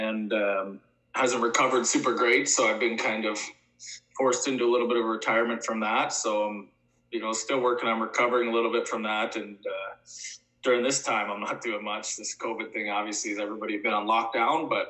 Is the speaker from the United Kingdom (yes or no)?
no; Drayton, Ontario, Canada; Born and raised in Drayton